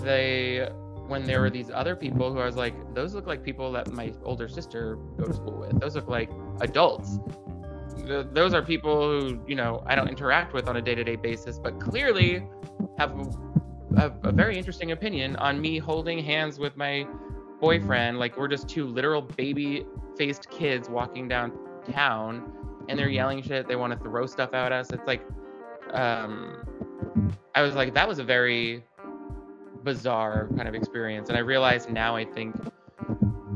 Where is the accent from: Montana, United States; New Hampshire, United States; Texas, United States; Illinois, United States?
New Hampshire, United States; Nashua; moved away as an adult; also born or lived in New York; now in California, United States; I grew up in Nashua, New Hampshire, which is like right on the border of Massachusetts and really close to Boston.